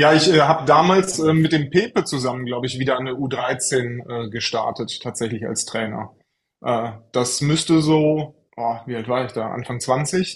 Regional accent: Troisdorf, North Rhine-Westphalia, Germany; also born or lived in Franconia; also ich bin aus Trostorf, genau. Ja. Äh, gebürtiger Franke tatsächlich, man hört es nicht. Äh, ich habe meine Grundschulzeit äh, dann äh, in Trostorf und Umgebung verbracht und äh, bin dann auch immer im Rheinland geblieben

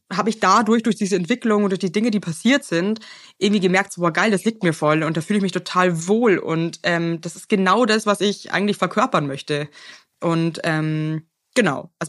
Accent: Bavaria, Germany; ich komme halt aus Bayern, da ist ja schon alles ein bisschen religiös, ja.

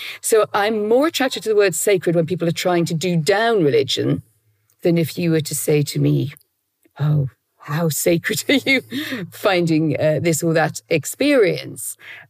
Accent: North East England, United Kingdom; So I grew up in, as you say, very much in a Roman Catholic world, in my education, in my household.

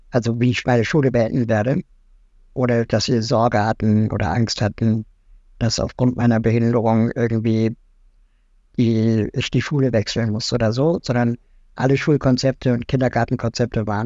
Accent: West Berlin, Berlin, Germany; Ähm, ich bin in West-Berlin aufgewachsen.

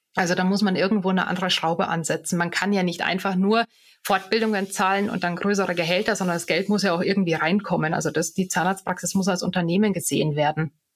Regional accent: Bad Tölz, Bavaria, Germany; also born or lived in Munich / Bonn; now in Garmisch-Partenkirchen, Germany; ich bin ja gebürtige Tölzerin

